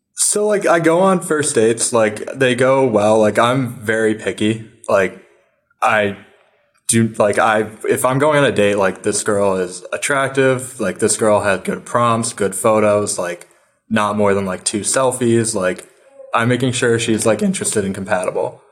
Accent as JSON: {"language": "English", "region": "upstate New York", "country": "United States", "lives_now": "New York City, United States", "said": "I'm from upstate New York"}